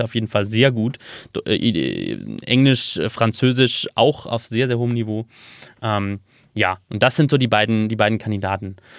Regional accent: Regensburg, Bavaria, Germany; Regensburg, wo ich geboren bin

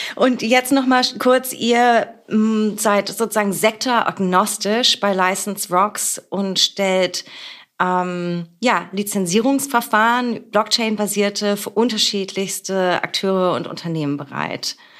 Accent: Berlin, Germany; born or raised there

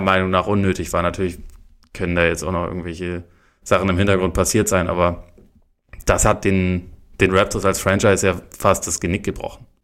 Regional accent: the South, Southern Germany, Germany; bei uns im Süden

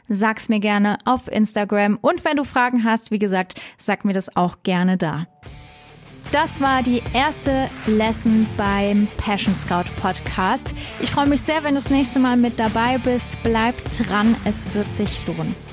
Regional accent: Trier, Rhineland-Palatinate, Germany; born there; also born or lived in Stuttgart area; Ich bin in Trier geboren. Superschöne Stadt. Liebe ich. Ich bin halb Französin, auch ein super cooles Land. Ich habe dann im Schworbeländle Abitur gemacht. Das war ganz schön hart, von Trier äh, in die Nähe von Stuttgart zu ziehen.

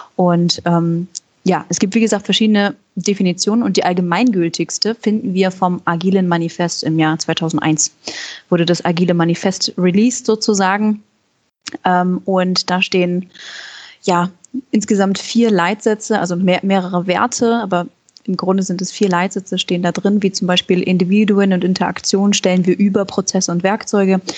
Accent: Germany; ich komme ursprünglich aus der Nähe von Hamburg und Moin ist schon sehr treffend

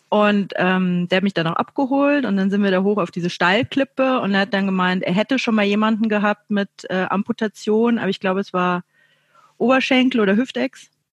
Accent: Chiemgau, Bavaria, Germany; now in Munich, Germany; ich wohne ja in München, aber ich komme ursprünglich äh, aus dem Chiemgau

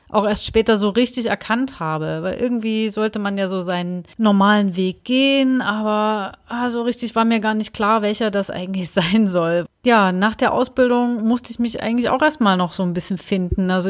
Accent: Dresden, Saxony, Germany; eigentlich für mich fest, ich gehe wieder zurück nach Dresden, weil ich erstmal wieder so ein bisschen in meine Heimat wollte

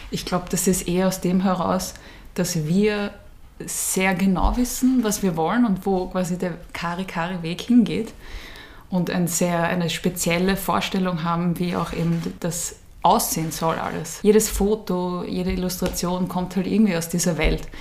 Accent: Vienna, Austria; ich bin ähm, in Wien geboren

